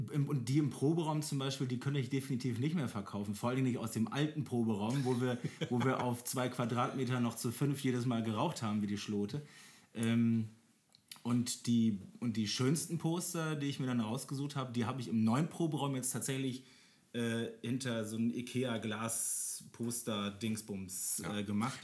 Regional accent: Germany; als Deutscher

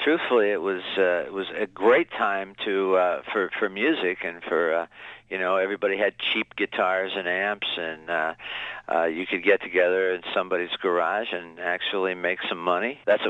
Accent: Niles, Michigan, United States; moved away; also born or lived in Dayton, Ohio / Wisconsin; I was brought up in consider my hometown, Niles, Michigan.

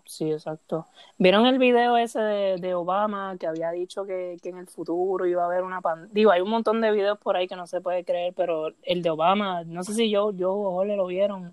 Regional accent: Puerto Rico; soy de Puerto Rico, trabajo en un periódico de Puerto Rico.

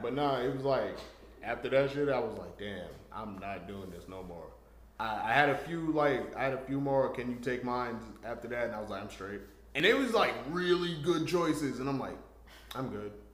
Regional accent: New York, United States; I'm from New York.

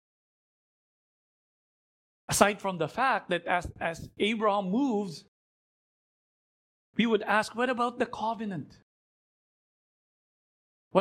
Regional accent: Philippines; as a Filipino

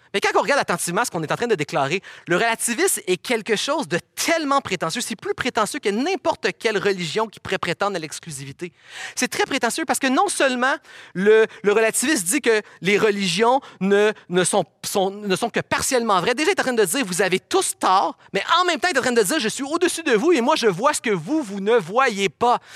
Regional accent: Quebec, Canada

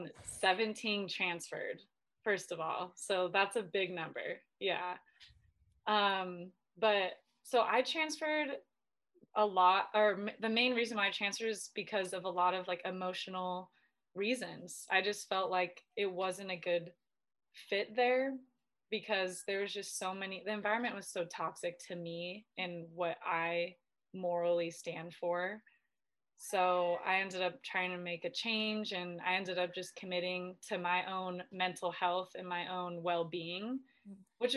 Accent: Southern California, United States; moved away as an adult; also born or lived in Spain / Sweden; now in Washington, United States; I'm from Southern California, born and raised

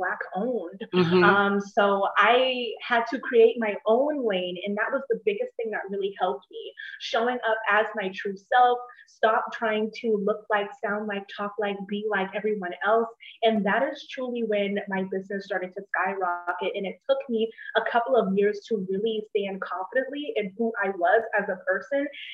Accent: Charleston, South Carolina, United States; I am from Charleston, South Carolina

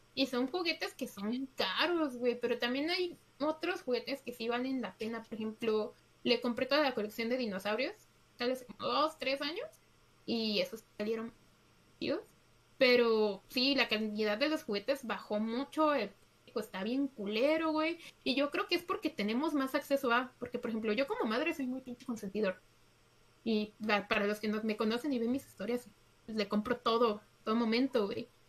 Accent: Mexico; somos mexicanos

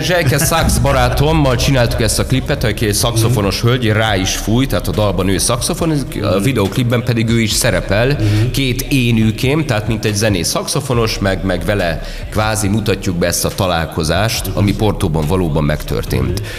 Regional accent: Budapest, Hungary; én már itt születtem Budapesten

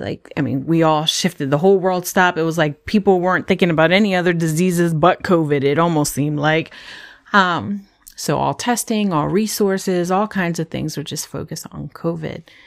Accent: Howard County, Maryland, United States; also born or lived in Brooklyn, New York; we came from New York, from Brooklyn, New York, to Howard County, Maryland

